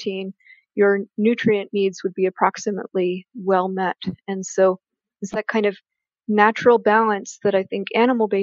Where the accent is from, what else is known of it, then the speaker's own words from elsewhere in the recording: Canada; I'm a Canadian